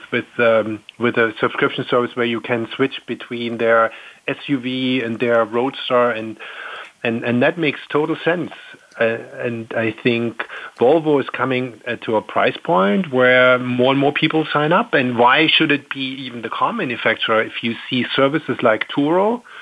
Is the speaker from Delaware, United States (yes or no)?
yes; Delaware, United States; it would really fill my home state of Delaware.